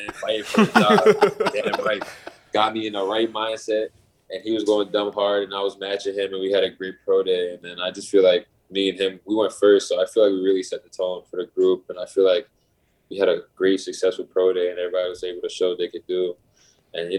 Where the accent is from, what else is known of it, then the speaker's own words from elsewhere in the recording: New Jersey, United States; moved away as an adult; now in Toronto, Canada; I'm from New Jersey